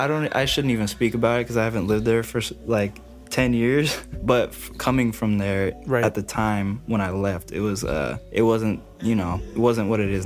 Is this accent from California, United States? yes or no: yes; Chula Vista, California, United States; I'm originally from Chula Vista in San Diego. It's like East San Diego. So not a lot of people really go there or are from there really.